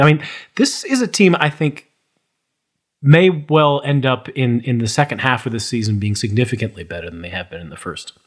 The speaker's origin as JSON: {"language": "English", "country": "United States", "said": "as an American"}